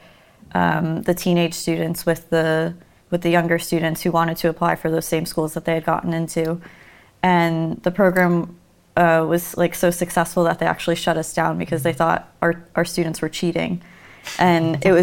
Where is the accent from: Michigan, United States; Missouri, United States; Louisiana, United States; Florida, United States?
Florida, United States; Miami; I'm from Miami, and in Florida